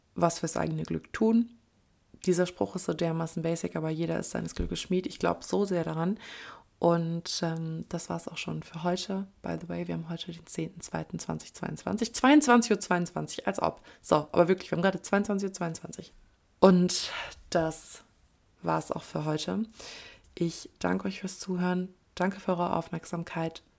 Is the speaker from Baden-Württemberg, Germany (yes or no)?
no; Kleve, North Rhine-Westphalia, Germany; Kleve ist nicht unbedingt der, ähm, der die pulsierende Metropole. Ähm, was kann ich jetzt sagen, ohne meine Heimat schlecht zu reden